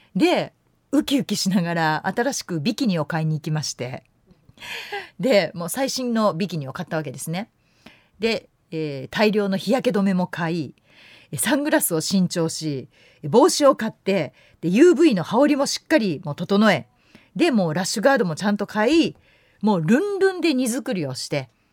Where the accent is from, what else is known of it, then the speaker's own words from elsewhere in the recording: Yamanashi, Japan; moved away; 私山梨県出身でして海のない県で育ってる